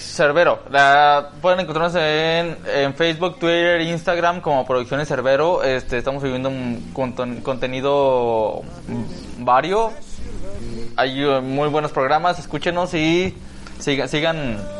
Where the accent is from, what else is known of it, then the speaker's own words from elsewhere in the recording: Chiapas, Mexico; now in Guadalajara, Mexico; Yo vengo de Chiapas